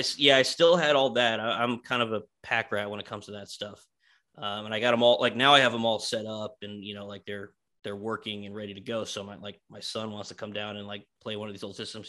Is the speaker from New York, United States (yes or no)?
yes; New York, United States; I grew up in New York, in Queens